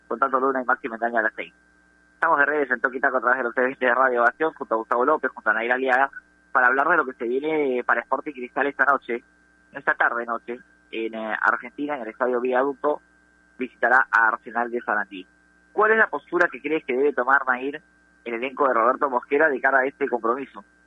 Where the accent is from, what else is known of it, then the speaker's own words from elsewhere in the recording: Peru; Nosotros somos de Perú